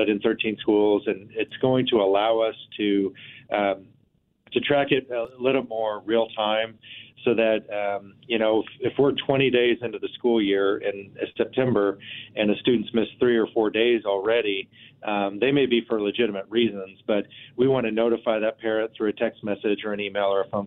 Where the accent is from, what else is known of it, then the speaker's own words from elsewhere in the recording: Abilene, Kansas, United States; moved away as an adult; also born or lived in Manhattan, Kansas; now in Wichita, United States; I grew up in Abilene, which is about an hour and a half from here